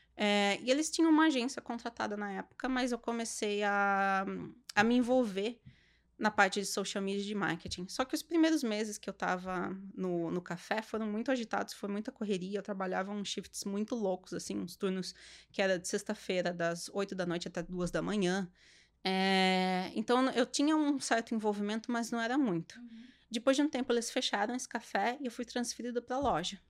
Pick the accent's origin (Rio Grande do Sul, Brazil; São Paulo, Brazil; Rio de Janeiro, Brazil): São Paulo, Brazil; Sorocaba; moved away as an adult; now in Canada; região de Sorocaba, interior de São Paulo, que é de onde eu sou